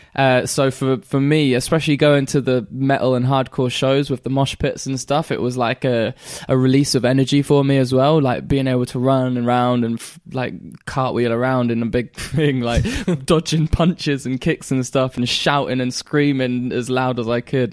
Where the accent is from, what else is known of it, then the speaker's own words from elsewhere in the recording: Caister, Norfolk, East of England, United Kingdom; also born or lived in Great Yarmouth; we moved from K-Star back to Great Yarmouth